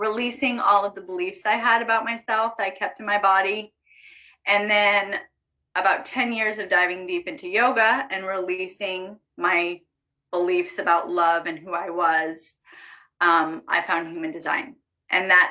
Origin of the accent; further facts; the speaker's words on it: Vermont, United States; I grew up in Vermont.